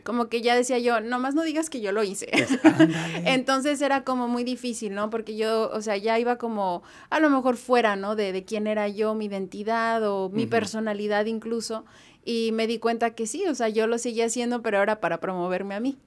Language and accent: Spanish; Zapopan, Jalisco, Mexico; also born or lived in Fresnillo, Zacatecas / Guadalajara; now in Los Angeles, United States; Yo crecí en Zapopan